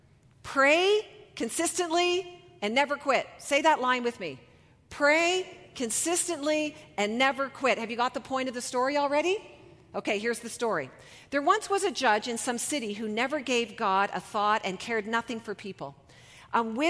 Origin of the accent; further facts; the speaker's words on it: Canada; We are so Canadian